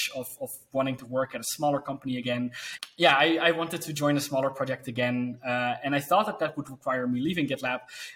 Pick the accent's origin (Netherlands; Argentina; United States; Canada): Netherlands; I told him that I worked for, the business I had, and that I was from the Netherlands